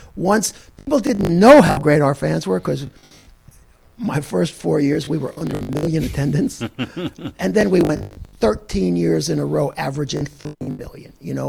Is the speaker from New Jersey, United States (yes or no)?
yes; New Jersey, United States; We're both from New Jersey